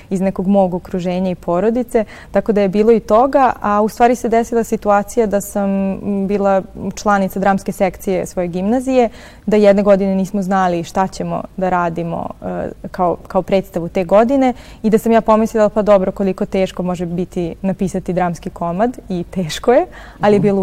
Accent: Stara Pazova, Vojvodina, Serbia; also born or lived in Novi Sad; ja rođena zapravo u Novom Sadu, ali sam odrasla u Staroj Pazovi.

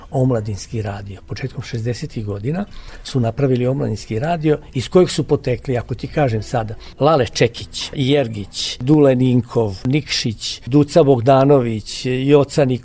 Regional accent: Vojvodina, Serbia; also born or lived in Mramorak, Banat / Sremski Karlovci / Novi Sad; now in Sremska Kamenica, Serbia; Ja sam rođen u Banatu, pa sam živeo u Sremu, u Sremskim Karlovcima, pa sam posle preselio se u Novi Sad, pa iz Novog Sada sad u Sremsku kamenicu. Dakle, živeo sam u sva tri dela lepe Vojvodine

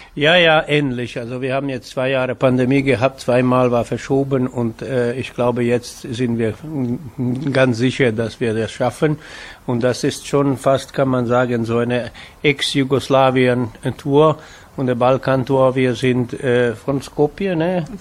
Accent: Vojvodina, Serbia; moved away; in diese Vojvodina hier, wo ich aufgewachsen bin

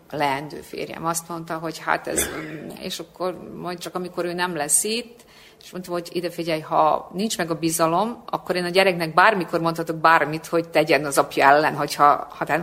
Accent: Hungary; én nem mentem én nyilvánosan mindenhol, és hírezteltem, hogy magyar vagyok.

